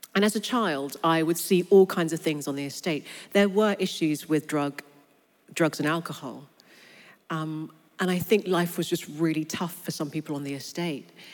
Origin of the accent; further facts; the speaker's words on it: London, United Kingdom; I was born and raised in London. But I grew up on a council estate in North London